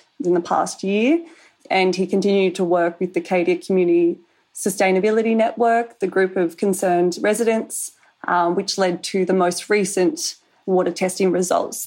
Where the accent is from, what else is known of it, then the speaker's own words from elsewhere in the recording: Millthorpe, New South Wales, Australia; also born or lived in Canowindra; Millthorpe, I grew up in Millthorpe